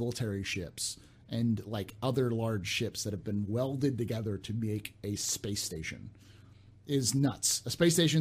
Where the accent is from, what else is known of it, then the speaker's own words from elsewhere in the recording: San Francisco Bay Area, California, United States; I grew up in the San Francisco Bay Area.